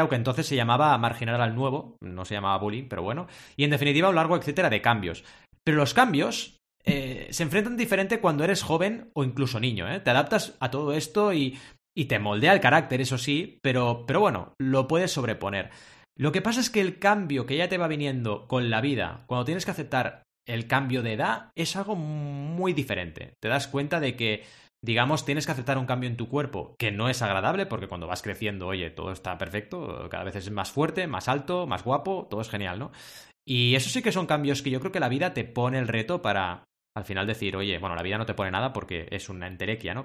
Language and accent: Spanish; Barcelona, Catalonia, Spain; also born or lived in Mar del Plata, Argentina; A los ocho años, cuando yo era pequeñito, como dice Adrià cuando habla de su infancia, mis padres viajaron desde Mar del Plata, Argentina, a Barcelona, España